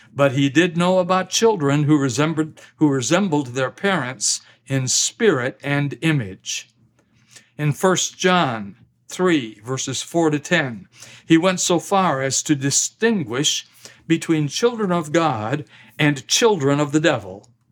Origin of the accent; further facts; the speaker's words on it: Midwest, United States; moved away; also born or lived in US South; I'm a Midwesterner by birth, but a Southerner by marriage and by conviction